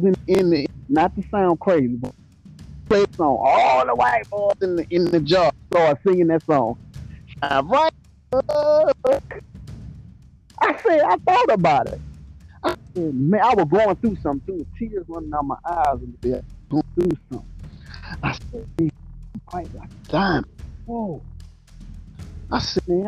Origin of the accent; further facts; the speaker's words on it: Mobile, Alabama, United States; I'm from Mobile, Alabama. You know what I'm saying? From the rough streets of Alabama, the bottom